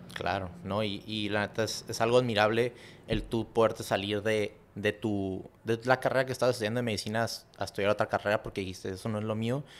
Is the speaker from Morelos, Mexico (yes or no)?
no; Tijuana, Baja California, Mexico; moved away as an adult; Nos regresamos a, a donde crecimos otra vez en Tijuana.